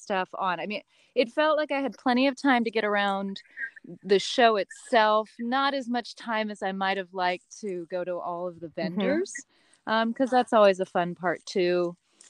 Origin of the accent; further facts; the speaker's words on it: near Yosemite, California, United States; I come from California and grew up very close to Yosemite